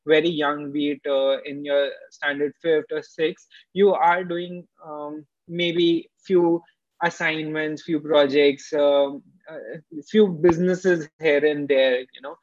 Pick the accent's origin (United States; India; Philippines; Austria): India; Jaipur, Rajasthan; moved away as an adult; also born or lived in Bangalore; My hometown is Jaipur, and I moved to Bangalore just to understand startup system well